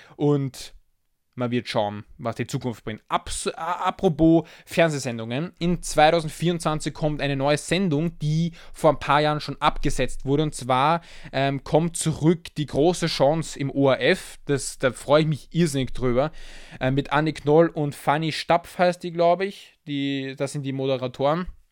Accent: Austria; als Österreicher

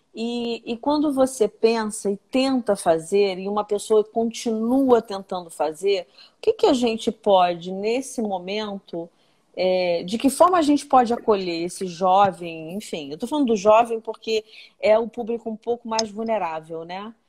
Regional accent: Nova Iguaçu, Rio de Janeiro, Brazil; eu venho de Nova Iguaçu, né? Eu, eu, eu nasci e, e, cresci nessa cidade

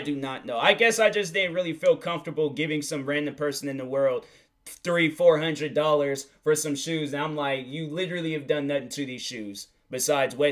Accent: outside of Seattle, Washington, United States; I live outside of Seattle

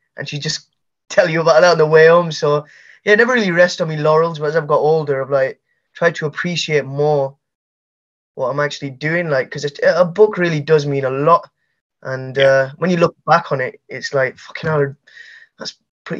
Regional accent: Leeds, Yorkshire and the Humber, United Kingdom; also born or lived in Manchester / Bradford; I'm a poet from Leeds.

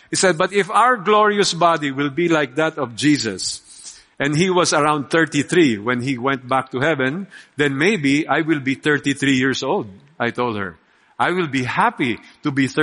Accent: Philippines; We are Filipino

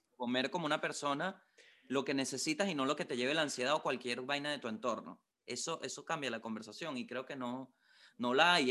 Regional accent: Venezuela; now in Santiago, Chile; como buen venezolano

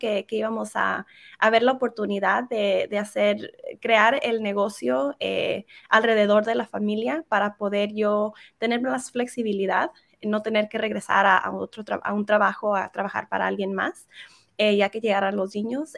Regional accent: California, United States; first language Spanish; me crié en, California en una ciudad muy pequeña en California. Eh, el español fue mi primer idioma

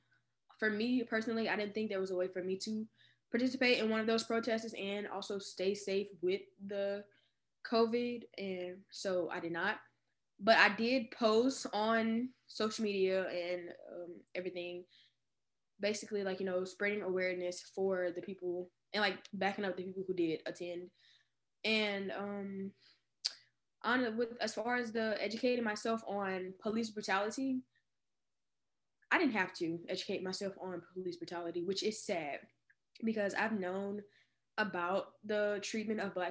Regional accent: Baton Rouge, Louisiana, United States; I'm 18 and I am from Baton Rouge, Louisiana

